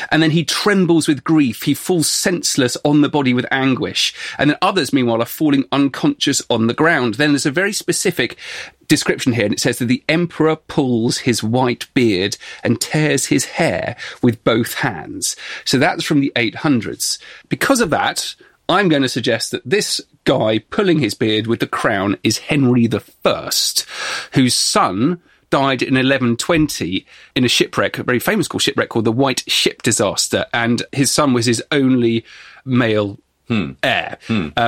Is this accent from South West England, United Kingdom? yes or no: yes; Exeter, South West England, United Kingdom; Okay, the... so we're both from Exeter. We both walk past this every day and also chat about history on Cathedral Green quite a lot.